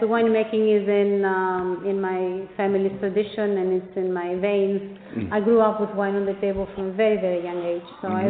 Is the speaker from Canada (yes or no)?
no; Macedonia, Greece; now in Pennington, United States; Yes, indeed, I come from Macedonia, as you said, in Greece